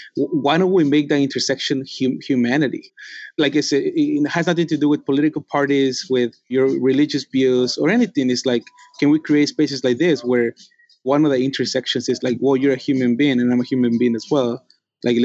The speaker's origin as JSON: {"language": "English", "region": "Mexico City", "country": "Mexico", "said": "The Mexica people from where I come from Tenochtitlan, which is Mexico City, we are Native American"}